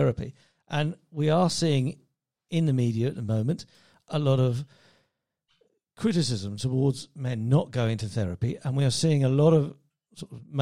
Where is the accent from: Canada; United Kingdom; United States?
United Kingdom; England; moved away; also born or lived in Spain; As an Englishman